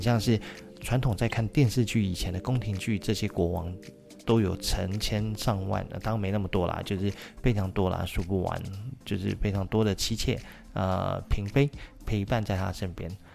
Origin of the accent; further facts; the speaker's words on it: Taiwan; 那当然就是我们台湾人最爱去的日本了